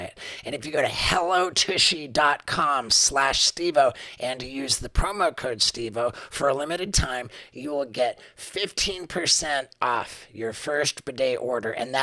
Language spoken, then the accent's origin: English; London, United Kingdom; I was born in 1974 in London, England.